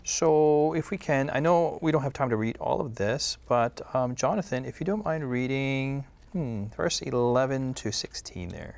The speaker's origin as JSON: {"language": "English", "country": "United States", "said": "I'm from the United States"}